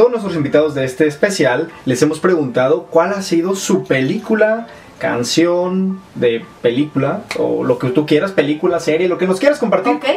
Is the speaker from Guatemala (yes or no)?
no; Mexico; vemos que incluso siendo mexicanos desconocíamos a esta a esta este espacio comunidad que se encuentra en Monterrey